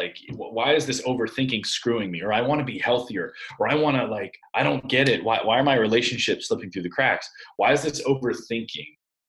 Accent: Iowa, United States; I'm from Iowa.

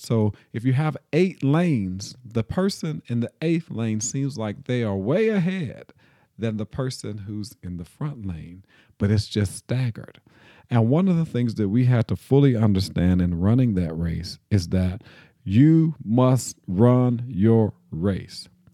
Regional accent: Nashville, Tennessee, United States; I grew up here in Nashville in a United Methodist church

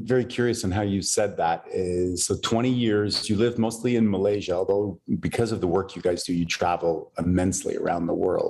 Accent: Canada; for us Westerners, and I'm Canadian

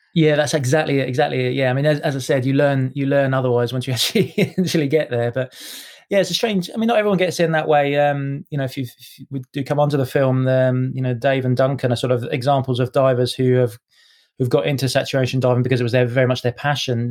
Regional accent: Cambridge, East of England, United Kingdom; also born or lived in Edinburgh; now in Scotland, United Kingdom; I was uh, yeah born in born in Edinburgh, so technically a Scotsman. But um, yeah, I grew up in Cambridge

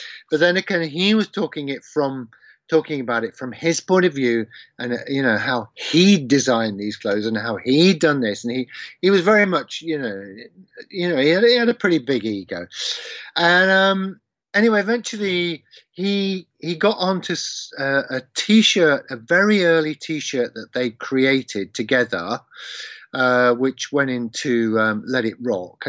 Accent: Leicester, East Midlands, United Kingdom; my hometown of Leicester

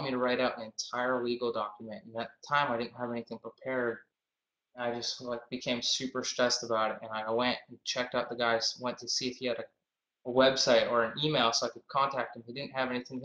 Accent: Boston, Massachusetts, United States; I'm from Boston, Massachusetts

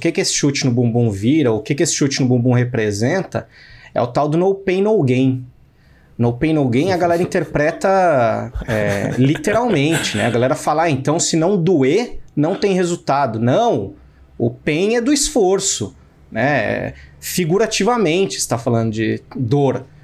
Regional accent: São Paulo, Brazil; eu falo mal de paulistano mesmo, sendo paulistano.

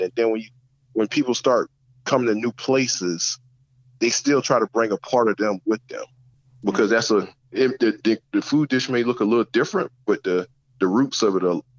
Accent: the South, United States; And being a Southerner, I think I was raised in the South. I wasn't raised in the North.

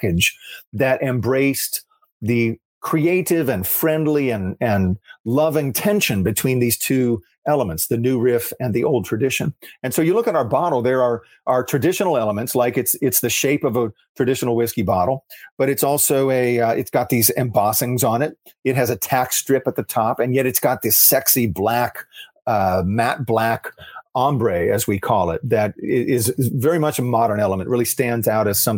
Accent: Cincinnati, Ohio, United States; my hometown, the metropolitan greater Cincinnati

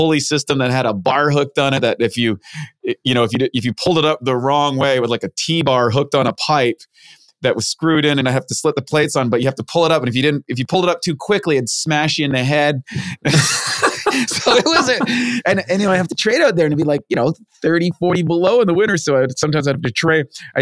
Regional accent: New Brunswick, Canada; I grew up in Canada, rural area, played hockey, all that sort of stuff in a place called New Brunswick next to Maine

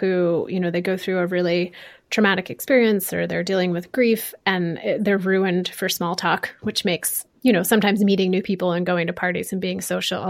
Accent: Connecticut, United States; moved away; I clearly remember when I came to the West Coast for the first time after growing up in Connecticut.

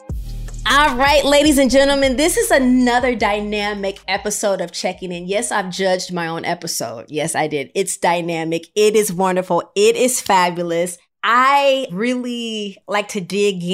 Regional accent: Midwest, United States; we're from the Midwest

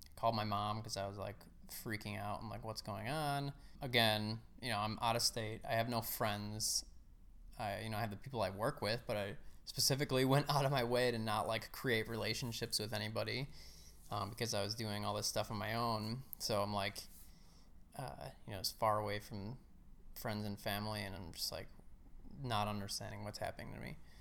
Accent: Chicago, Illinois, United States; I grew up in the suburbs of Chicago. Uh, I lived there all my life.

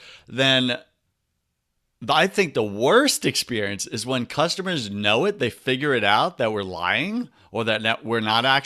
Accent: New York, United States; now in Tampa, United States; I grew up in New York

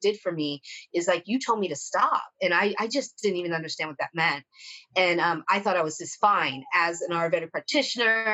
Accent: Italy; moved away; I grew up in Italy, like, so I had a family and like living your best life and being with your people

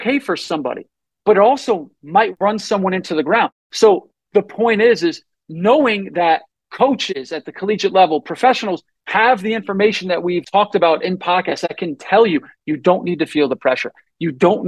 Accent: Northeast, United States; I grew up in the Northeast

